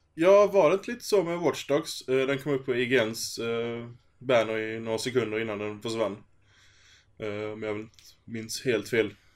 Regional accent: Skåne, Sweden; det är tre stycken skåningar i ett avsnitt

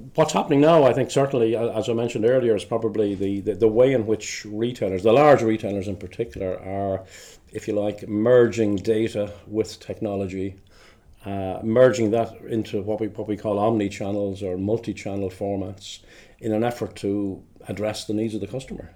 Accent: Dublin, Leinster, Ireland; moved away as an adult; now in Glasgow, United Kingdom; I'm originally from Dublin in the Republic of Ireland

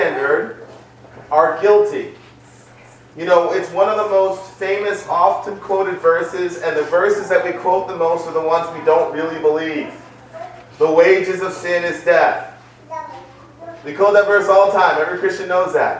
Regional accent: New York City, New York, United States; I grew up in the Bronx

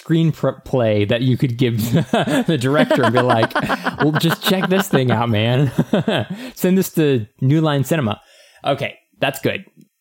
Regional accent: Texas, United States; born there; I was born in Texas, but moved around a lot and quickly realized my best friend was also my brother.

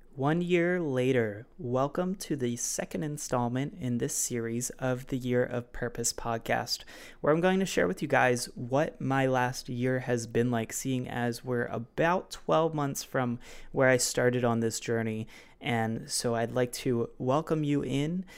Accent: Baltimore, Maryland, United States; my hometown of Baltimore

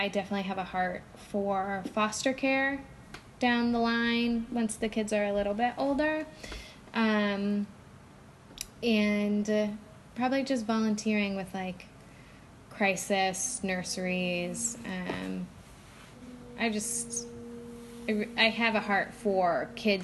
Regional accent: Oregon, United States; moved away as an adult; also born or lived in Phoenix; I grew up in Oregon. I lived in Oregon for 20 years

